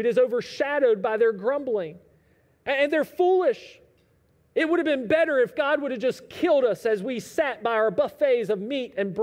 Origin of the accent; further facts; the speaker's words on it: United States; us as American Christians